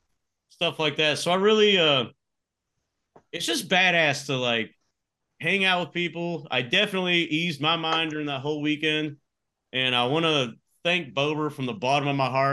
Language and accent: English; Texas, United States; I'm a guy from Texas